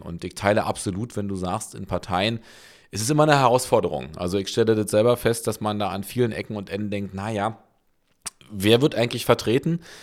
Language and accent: German; Berlin, Germany; bin ja in Köpenick geboren